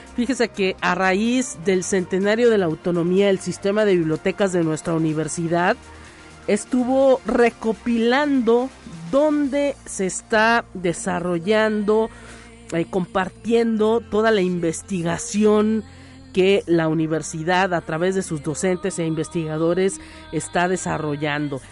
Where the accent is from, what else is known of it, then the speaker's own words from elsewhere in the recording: Mexico; nosotros como mexicanos a lo mejor luego a veces somos muy pesaditos